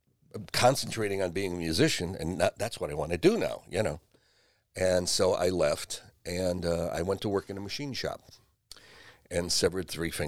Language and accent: English; Seven Hills, Ohio, United States; Seven Hills, right off Rockside Road. Went to Ignatius.